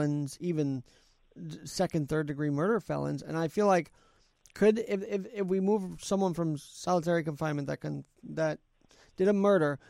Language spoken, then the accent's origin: English; New York City, New York, United States; also born or lived in Queens; I was born in Manhattan, but I now live in Queens for the last 17 years